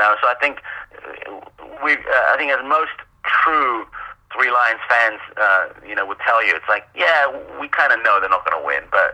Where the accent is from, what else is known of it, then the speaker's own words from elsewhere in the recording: Wimbledon, London, United Kingdom; I'm from Wimbledon. So my team when I was younger, by geography, was AFC Wimbledon